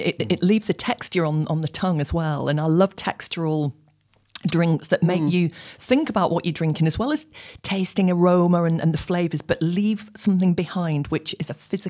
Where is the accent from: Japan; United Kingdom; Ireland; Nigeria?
United Kingdom; I'm from North.